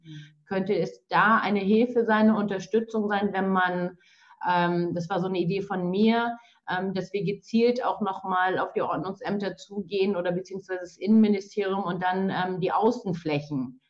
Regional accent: Schleswig-Holstein, Germany; wir in Schleswig-Holstein

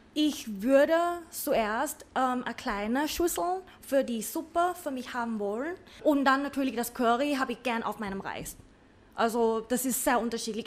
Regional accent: Bangkok, Thailand; German is a second language; now in Vienna, Austria; ich komme ja. aus Bangkok, gebürtige Thailänderin.

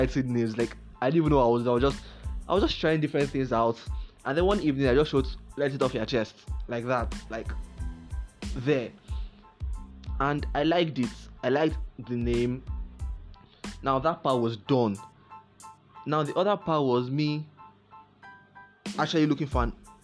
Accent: Akwa Ibom, Nigeria; I'm from Akwa Ibom State

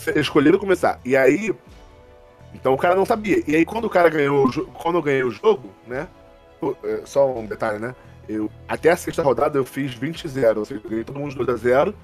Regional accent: Rio de Janeiro, Brazil; eu sou do Rio de Janeiro

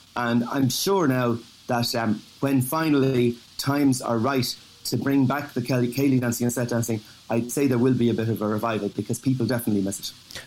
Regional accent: Dublin, Leinster, Ireland; moved away as an adult; now in New York City, United States; I grew up in the leafy suburbs in Dublin

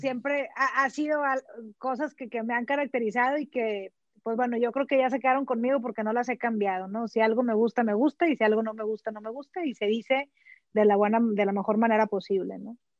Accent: Sabinas, Coahuila, Mexico; moved away as an adult; also born or lived in United States; now in Monterrey, Mexico; soy originaria de Salinas, Coahuila. Estudié en colegio católico hasta la secundaria

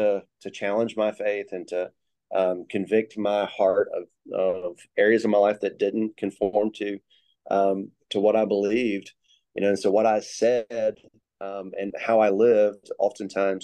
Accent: Sumter, South Carolina, United States; also born or lived in South Africa / Chapin, South Carolina; I grew up in South Carolina. I was born and raised in Sumter

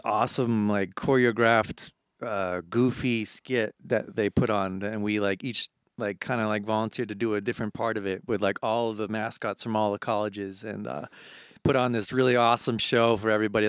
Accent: New Hampshire, United States; moved away; I grew up in New Hampshire

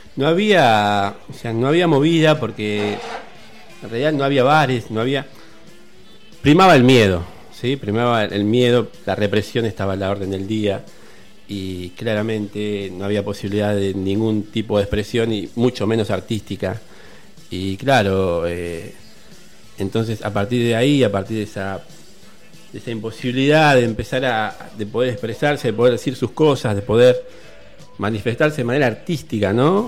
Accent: Argentina; una de las más sangrientas dictaduras que nos tocó vivir como argentinos

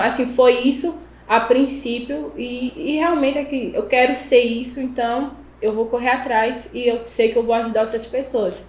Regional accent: Buíque, Pernambuco, Brazil; Eu sou da cidade de Bimirim, é um interior, né? Ficar a 370 quilômetros, eu acho, do, da capital do Recife.

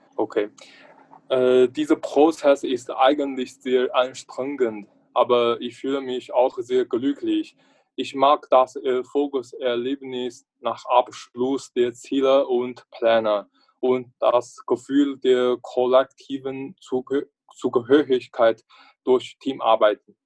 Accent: northern China, China; German is a second language; moved away as an adult; now in Braunschweig, Germany; komme aus China. Meine Heimatstadt liegt im Norden Chinas

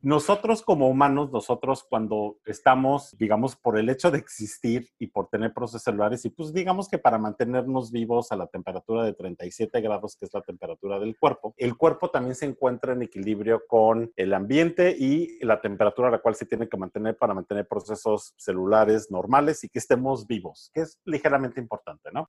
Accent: Mexico; moved away; allá en, en mi pueblo en México

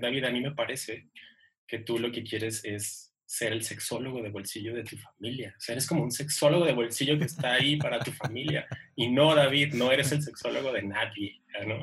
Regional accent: Ciudad Juárez, Chihuahua, Mexico; yo soy de Ciudad Juárez

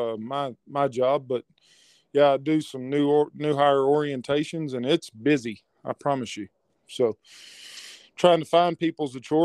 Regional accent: Odessa, Texas, United States; Where were you born? Odessa

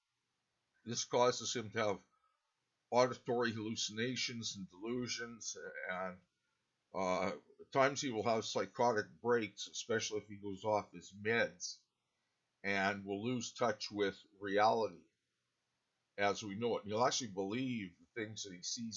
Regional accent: Canada; I'm a Canadian author

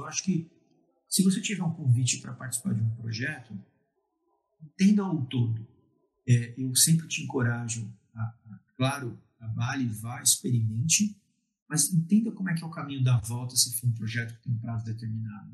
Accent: Brazil; A gente é latino, a gente gosta de falar que é brasileiro, que não é latino, somos latinos

